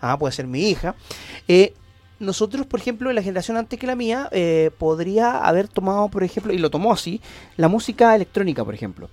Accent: Antofagasta, Chile; born or raised there; moved away as an adult; now in Santiago, Chile

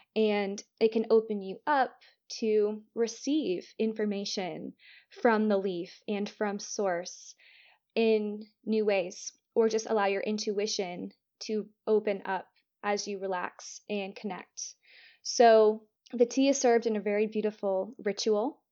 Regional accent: Florida, United States; moved away as an adult; now in London, United Kingdom; I'm from Florida.

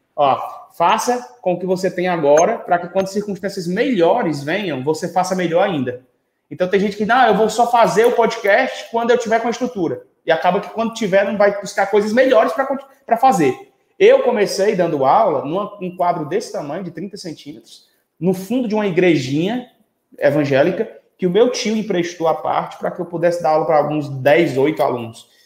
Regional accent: Quixadá, Ceará, Brazil; moved away; Eu sou de Quixadá, no Ceará

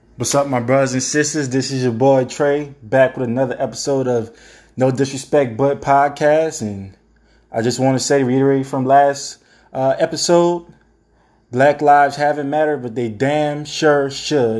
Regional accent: the South, United States; who were born and raised in the South

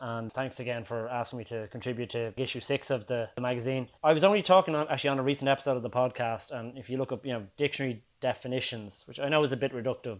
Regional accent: Dublin, Leinster, Ireland; I suppose I'm probably of that perfect age where I grew up in the kind of late 80s, early 90s here in Dublin

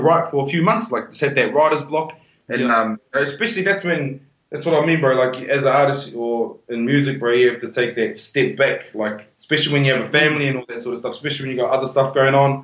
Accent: Whanganui, Manawatū-Whanganui, New Zealand; now in Perth, Australia; I'm from Wongas, from Wanganui.

